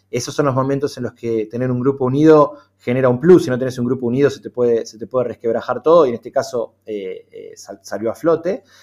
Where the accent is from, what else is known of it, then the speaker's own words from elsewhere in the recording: Argentina; suena arrogante que lo diga yo que soy argentino